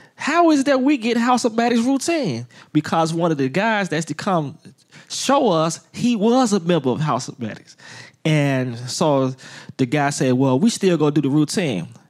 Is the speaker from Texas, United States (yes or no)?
no; Chicago, Illinois, United States; I'm born and raised on the west side of Chicago